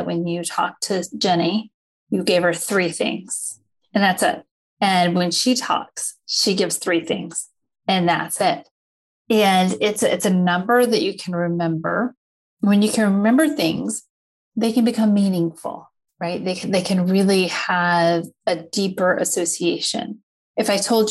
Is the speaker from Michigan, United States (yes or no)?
no; Lancaster, South Carolina, United States; also born or lived in Charlotte, North Carolina / Chapel Hill, North Carolina / Hong Kong / New York City; now in Austin, United States; I grew up in Lancaster, South Carolina, which is just south of Charlotte, North Carolina.